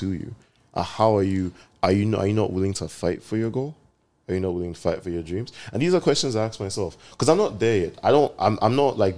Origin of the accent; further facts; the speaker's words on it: Nigeria; I'm Nigerian